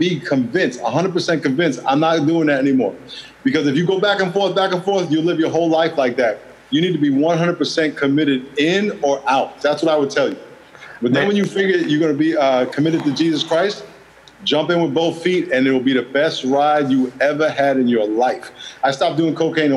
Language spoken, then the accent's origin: English; New York, United States; moved away as an adult; also born or lived in Los Angeles / San Diego; I grew up in New York